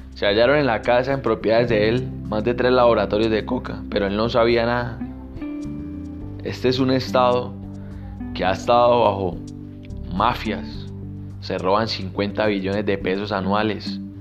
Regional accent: Colombia; mi país, en Colombia

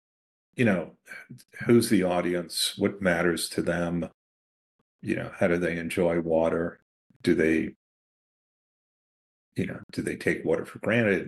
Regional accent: New York City, New York, United States; I grew up in Queens, New York

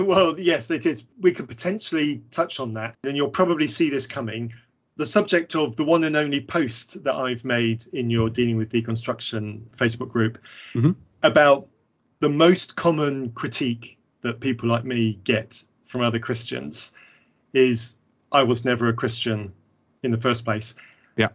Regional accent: England, United Kingdom; I'm clearly English

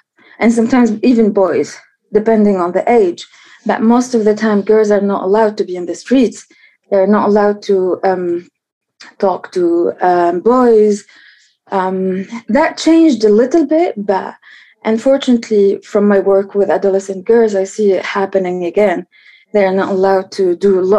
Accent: Tunis, Tunis Governorate, Tunisia; So I'm from Tunis, and I grew up in Tunis, the capital

